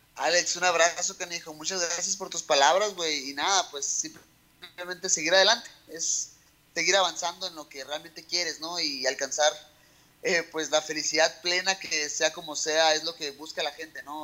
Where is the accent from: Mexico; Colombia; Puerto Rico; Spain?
Mexico; México, porque sé que puedo cambiar muchas cosas en mi país